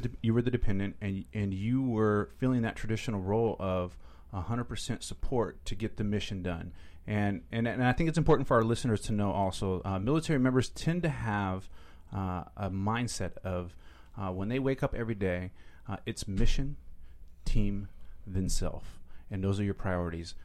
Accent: Seattle, Washington, United States; moved away as an adult; I'm from Seattle

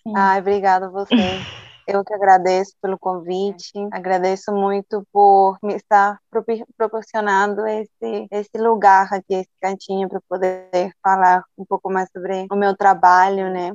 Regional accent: Lima, Peru; Portuguese is a second language; moved away as an adult; also born or lived in Cusco, Peru / Bolivia; now in Brazil; Eu fui criada em Lima

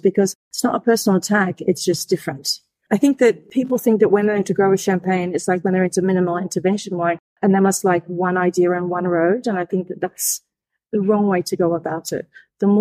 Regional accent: Australia; I'm Australian, born and bred in Australia

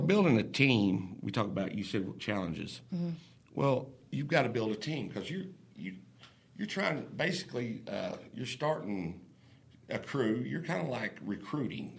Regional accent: Oklahoma, United States; moved away as an adult; I'm originally from Oklahoma

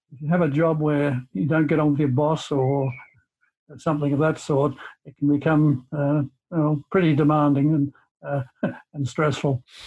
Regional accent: Cobden, Victoria, Australia; also born or lived in Melbourne; I came from Cobden, which is a country area of Victoria near, towards the South Australian border, and moved to Melbourne uh, for schooling, secondary schooling, and stayed in Melbourne uh, for university.

